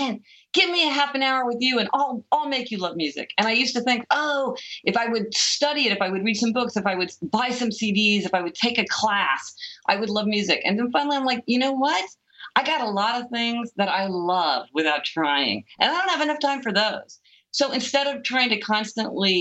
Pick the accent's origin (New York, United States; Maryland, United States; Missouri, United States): Missouri, United States; Kansas City; I grew up in Kansas City, Missouri.